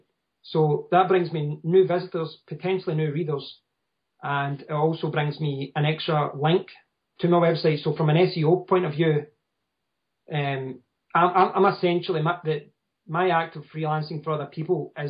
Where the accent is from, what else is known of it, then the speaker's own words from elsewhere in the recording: Scotland, United Kingdom; I'm from Scotland.